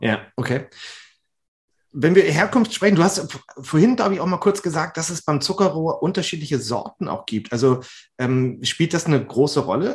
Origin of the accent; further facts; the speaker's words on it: Flensburg, Schleswig-Holstein, Germany; ich komme aus Schleswig-Holstein, Flensburg, eine alte Rumstadt